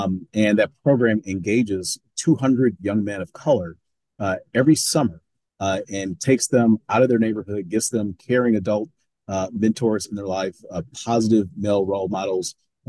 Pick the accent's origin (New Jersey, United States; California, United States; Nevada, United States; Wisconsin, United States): Wisconsin, United States; Milwaukee; my hometown. I mean, I was born here, I was raised here, went to Milwaukee Public Schools, lived in some of the more challenged neighborhoods that have the most promised opportunity in the city of Milwaukee.